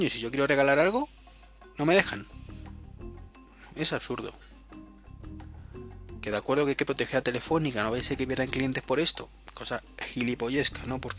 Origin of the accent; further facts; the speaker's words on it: Madrid, Community of Madrid, Spain; En Madrid, que sabéis que es donde vivo, y si no, pues os lo estoy contando ahora, soy de Madrid